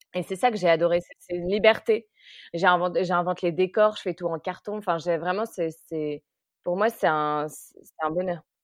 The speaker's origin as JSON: {"language": "French", "town": "Lille", "region": "Hauts-de-France", "country": "France", "tie": "born or raised there", "also_born_or_lived": "Vancouver, Canada", "said": "je suis originaire de Lille"}